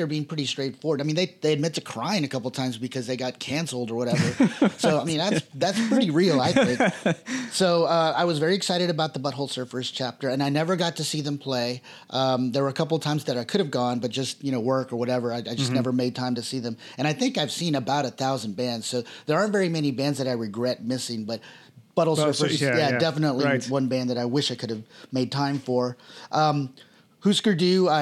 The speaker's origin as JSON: {"language": "English", "region": "Texas", "country": "United States", "also_born_or_lived": "Austin", "said": "because I'm from Texas and because I've lived three times in Austin now"}